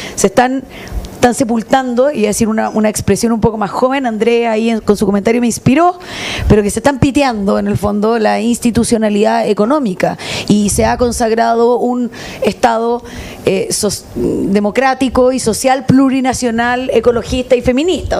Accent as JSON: {"language": "Spanish", "country": "Chile"}